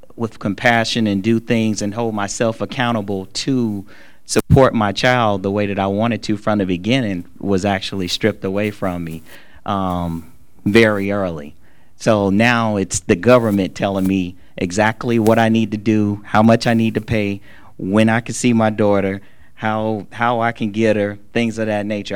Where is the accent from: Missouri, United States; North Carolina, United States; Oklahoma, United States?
North Carolina, United States; Charlotte; I'm just a little kid from the hood. Like I'm I'm from West Boulevard right here in Charlotte. Like I and I, you know, I love my neighborhood